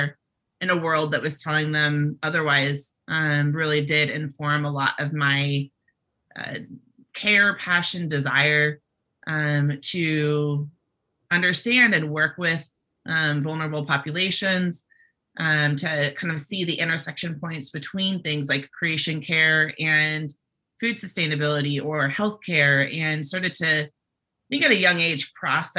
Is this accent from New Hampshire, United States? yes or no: no; Bay Area, California, United States; I grew up in the Bay Area